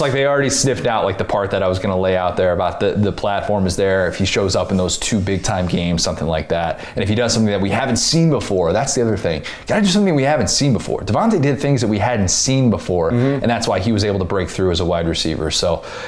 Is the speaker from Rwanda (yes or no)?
no; Midwest, United States; now in Florida, United States; I grew up in the Midwest, born and raised.